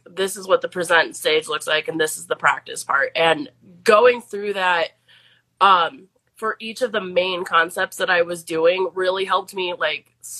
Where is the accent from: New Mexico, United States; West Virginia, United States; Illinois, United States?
Illinois, United States; Plainfield; moved away as an adult; also born or lived in Idaho / Washington; I am from Plainfield, Illinois.